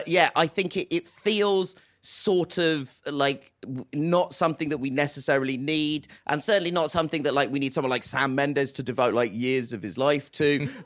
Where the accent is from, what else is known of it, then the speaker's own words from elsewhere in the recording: United Kingdom; I'm a huge … fan. Absolutely adore them. As all British people do, that's a true stereotype.